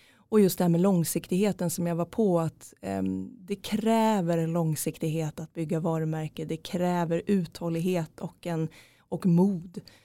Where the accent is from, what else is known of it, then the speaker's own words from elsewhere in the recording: Norrköping, Östergötland, Sweden; jag är från Norrköping